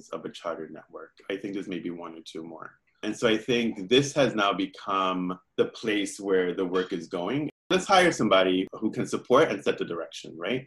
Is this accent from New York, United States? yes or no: yes; New York City, New York, United States; I grew up in Williamsburg, Brooklyn